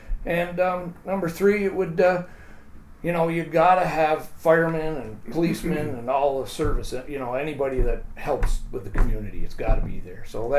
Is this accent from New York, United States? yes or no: yes; Lake Placid, New York, United States; I was born in Lake Placid, raised on Hillcrest Avenue, which is basically ground zero for the Airbnbs.